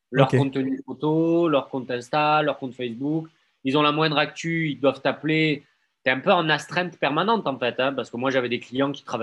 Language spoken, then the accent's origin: French; Marseille, Provence-Alpes-Côte d'Azur, France; Je viens des quartiers nord de Marseille.